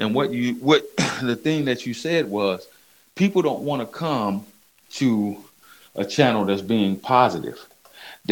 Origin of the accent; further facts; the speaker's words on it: West Coast, United States; I'm from the West Coast